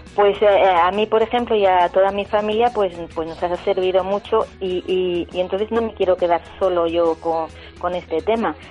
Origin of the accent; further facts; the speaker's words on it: Cebolla, Castilla-La Mancha, Spain; en Cebolla, Toledo, hubo una riada pues con graves consecuencias y es que es mi pueblo